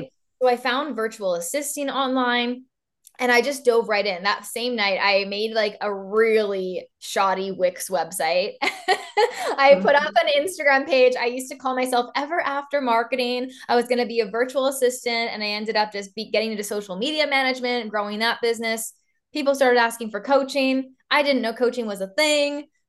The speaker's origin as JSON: {"language": "English", "region": "East Coast of Canada", "country": "Canada", "moved": "as an adult", "lives_now": "Vancouver, Canada", "said": "I am from the East Coast of Canada, and now I live literally on the other side, on the very West Coast in Vancouver"}